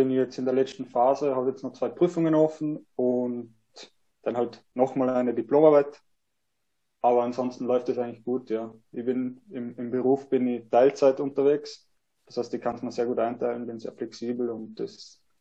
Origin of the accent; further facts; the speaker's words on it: Vorarlberg, Austria; ähm, ja, genau, ich komme aus Vorarlberg, ähm, habe nach der HTL mir gedacht, ich möchte noch ein bisschen was Soziales machen, ein bisschen was anderes wie die Technik. Ähm, habe dann meinen Zivildienst in Wien gemacht